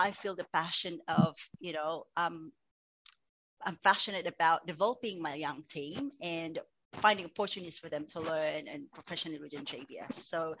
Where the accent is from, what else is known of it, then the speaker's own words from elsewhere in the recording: Philippines; moved away; I was born and raised in the southern east coast of the Philippines.